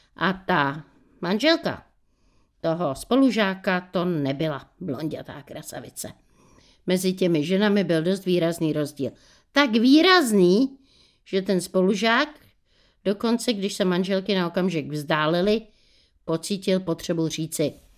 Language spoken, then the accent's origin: Czech; Bohemia, Czechia; u nás v Čechách